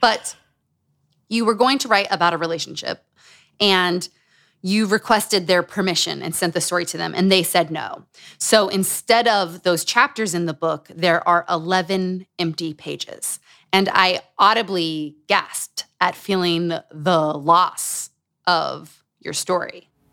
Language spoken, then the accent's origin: English; Utah, United States; Growing up in Utah